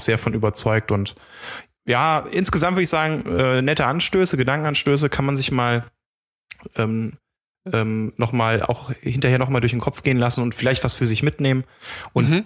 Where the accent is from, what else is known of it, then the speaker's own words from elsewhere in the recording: Germany; als Deutscher